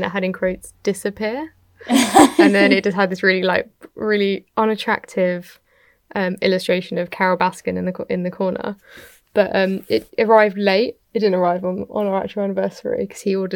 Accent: United Kingdom; I'm British

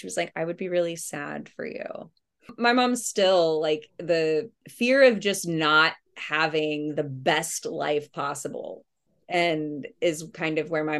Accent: Houston, Texas, United States; I grew up in Montrose

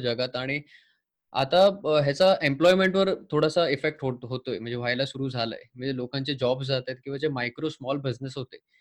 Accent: Sawantwadi, Maharashtra, India; मी सिंधुदुर्गातलं आहे बेस्ट सावंतवाडी हे माझं गाव आहे

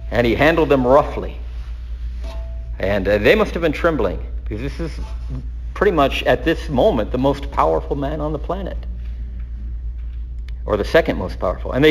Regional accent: the South, United States; I told you I'm from the South.

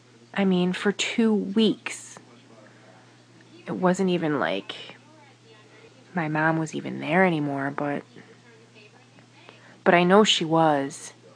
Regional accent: Niagara Falls, New York, United States; I'm from Niagara Falls, New York.

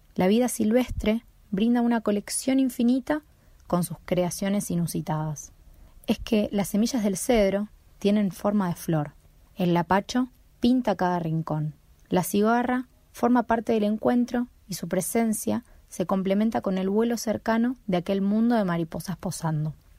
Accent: Buenos Aires, Argentina; now in Tucumán, Argentina; Nací en Buenos Aires, pero no pertenezco a ninguna parte, me considero más bien del mundo y actualmente estoy viviendo en Tucumán

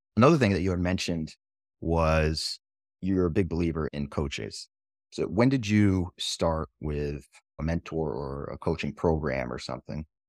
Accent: New Hampshire, United States; I'm from New Hampshire as well

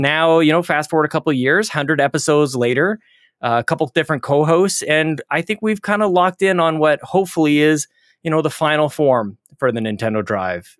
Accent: Canada; I'm Canadian

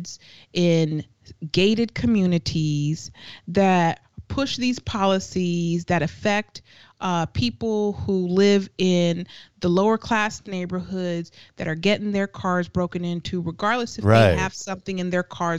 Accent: San Francisco, California, United States; someone who's born and raised in San Francisco

